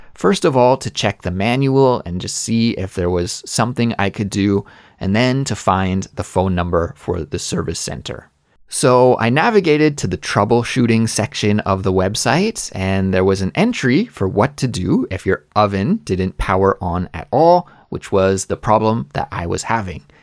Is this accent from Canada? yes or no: yes; Canada; moved away as an adult; also born or lived in Korea; now in South Korea; as a Canadian